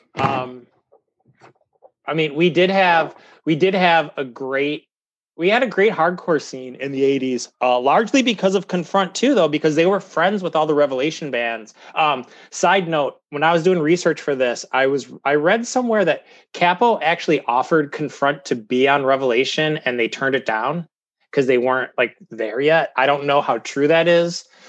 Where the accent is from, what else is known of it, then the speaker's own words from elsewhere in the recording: Cleveland, Ohio, United States; I'm Clevo. I'm from Cleveland.